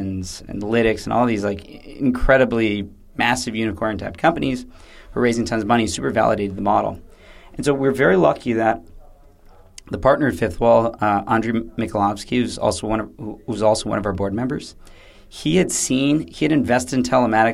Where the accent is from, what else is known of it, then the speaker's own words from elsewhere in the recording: United States; moved away; being an American